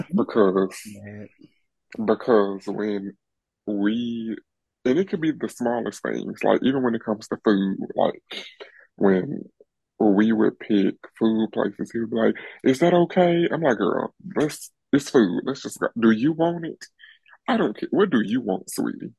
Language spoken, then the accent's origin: English; Birmingham, Alabama, United States; I'm from Birmingham.